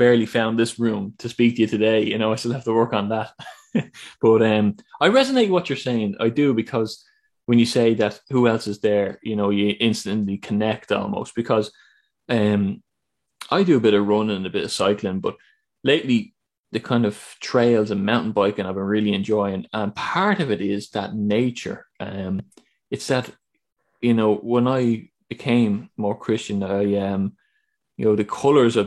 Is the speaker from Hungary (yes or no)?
no; Ireland; I'm from Ireland